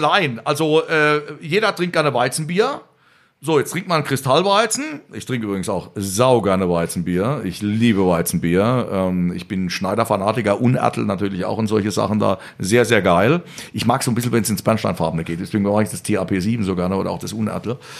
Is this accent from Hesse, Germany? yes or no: no; Rhineland-Palatinate, Germany; also born or lived in Vienna, Austria; im Schatten des Hamburger, Hamburger Schlosses geboren ist als Pfälzer